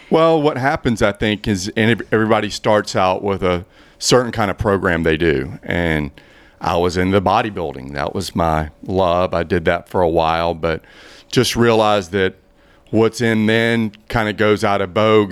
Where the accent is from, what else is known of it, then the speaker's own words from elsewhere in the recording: Blythewood, South Carolina, United States; also born or lived in Boulder, Colorado; I'm from Blythewood, South Carolina.